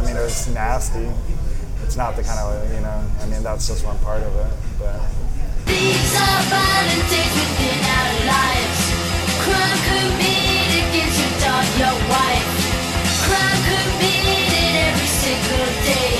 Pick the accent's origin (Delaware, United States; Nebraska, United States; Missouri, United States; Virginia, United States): Delaware, United States; Wilmington; I'm from Wilmington, Delaware